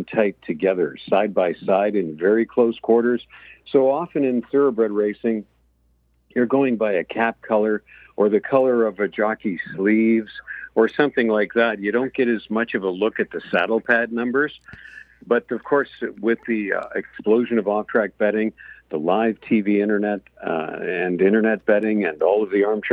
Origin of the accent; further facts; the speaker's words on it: Windsor, Ontario, Canada; growing up near Windsor, Detroit